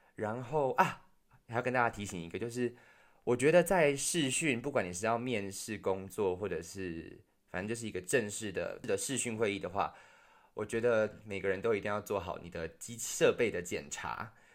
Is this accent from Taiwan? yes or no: yes; Taiwan; moved away; 我们自己台湾也有自己内部的问题